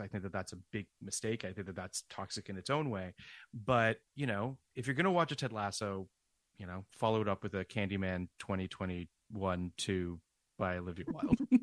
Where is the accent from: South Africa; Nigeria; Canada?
Canada; I'm from Canada and it's just every Canadian show that I grew up